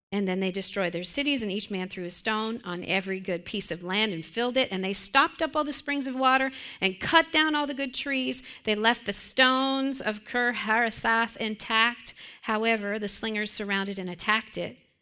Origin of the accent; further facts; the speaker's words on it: Western Pennsylvania, United States; I grew up in Western Pennsylvania in a church that was built probably in the late 1800s